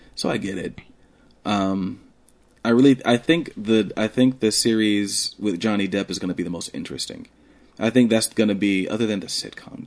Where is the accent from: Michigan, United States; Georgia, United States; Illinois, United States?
Georgia, United States; Columbus; I grew up in Columbus, and a lot of you probably don't know that, but I grew up in Columbus.